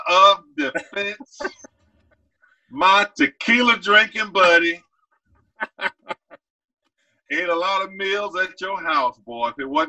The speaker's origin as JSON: {"language": "English", "region": "the South", "country": "United States", "tie": "born or raised there", "said": "Coop, I grew up in a very small town. You know, I am from the South, country, dirt road, man. I grew up on a dirt road, about 35,000 people back then."}